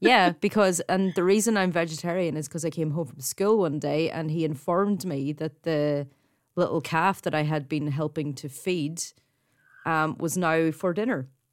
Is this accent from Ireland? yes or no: yes; Ireland; accent: Irish; In case you didn't pick up by my accent, I'm actually Irish Catholic, brought up that way